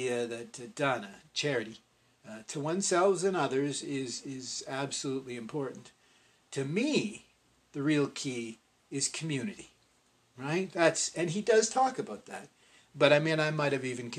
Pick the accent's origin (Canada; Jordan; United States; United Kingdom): Canada; because I'm Canadian, I had a much stronger emphasis in my education placed on Northrop Frye